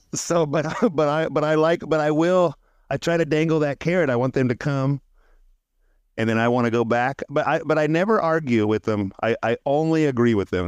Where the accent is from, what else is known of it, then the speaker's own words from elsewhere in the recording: Central California, United States; I didn't grow up in Southern California. I'm from Central California